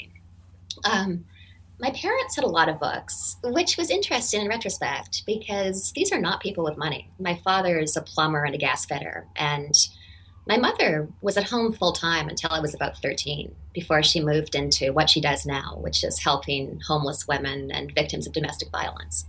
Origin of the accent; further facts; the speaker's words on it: Denman Island, British Columbia, Canada; the very small island on which I grew up in British Columbia, Canada